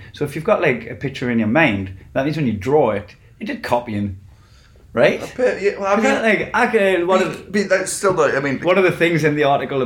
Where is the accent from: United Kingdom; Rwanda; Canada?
United Kingdom; England; I'm English.